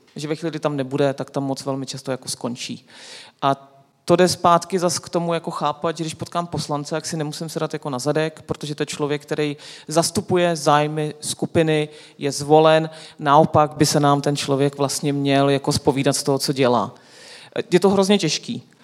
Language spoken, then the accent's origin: Czech; Czechia; Češi jsou, jako my jsme fantastický, nás ta politika furt zajímá